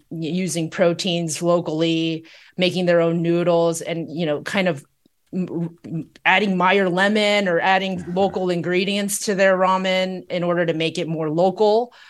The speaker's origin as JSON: {"language": "English", "area": "South Bay, Bay Area", "region": "California", "country": "United States", "tie": "born or raised there", "said": "Yeah, I grew up in the Bay Area, and you know, growing up, I think the first ramen restaurant, I grew up in the South Bay"}